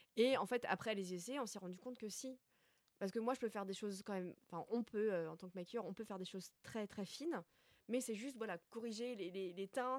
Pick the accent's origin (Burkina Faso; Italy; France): France; Alsace, Grand Est; moved away; un patelin à côté de chez, de chez moi en Alsace.